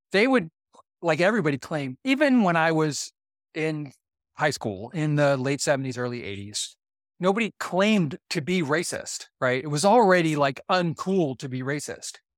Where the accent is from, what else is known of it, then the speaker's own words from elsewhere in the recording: Boardman, Ohio, United States; I grew up in Boardman, Ohio, which is a, a white, very, very white suburb of Youngstown, Ohio